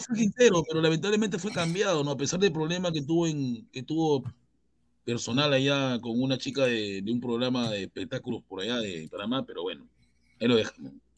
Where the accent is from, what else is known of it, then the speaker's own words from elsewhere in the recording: Chincha Alta, Ica, Peru; Yo soy de Chincha